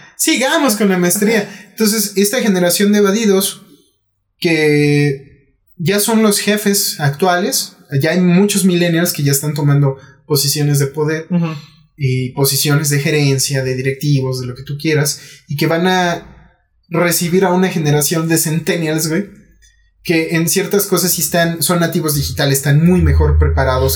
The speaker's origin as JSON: {"language": "Spanish", "country": "Mexico", "said": "¿qué podemos hacer como mexicanos?"}